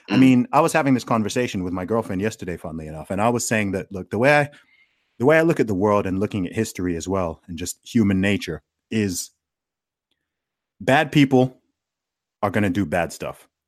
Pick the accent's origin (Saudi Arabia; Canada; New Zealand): Saudi Arabia; maybe because I grew up in Saudi Arabia, so I grew up in the most Islamic country that exists.